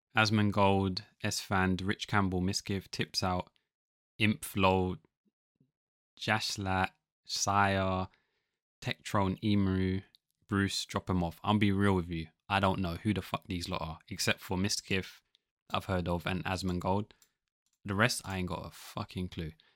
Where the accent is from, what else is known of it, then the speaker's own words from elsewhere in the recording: London, United Kingdom; I'm the guy from London